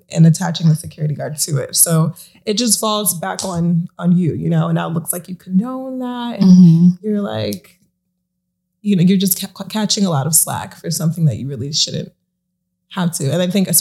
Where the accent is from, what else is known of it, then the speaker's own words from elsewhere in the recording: Long Island, New York, United States; I'm born and raised on Long Island